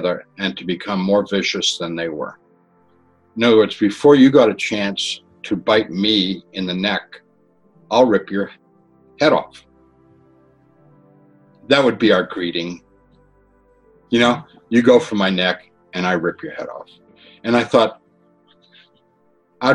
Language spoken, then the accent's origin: English; Massachusetts, United States; Where I grew up in Massachusetts, we had septic systems and cesspools